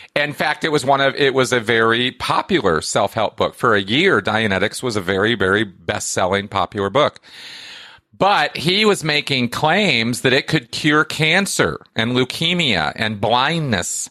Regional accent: California, United States; I grew up in California

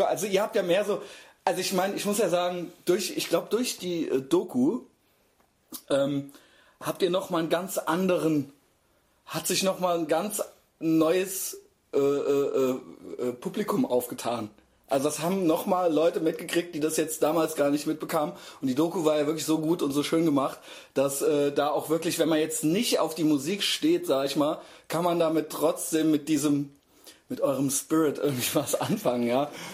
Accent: Koblenz, Rhineland-Palatinate, Germany; ich bin aus Koblenz

